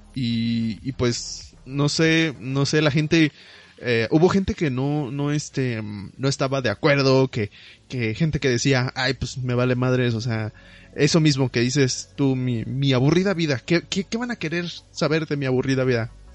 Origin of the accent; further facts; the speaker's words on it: Mexico; como buen mexicano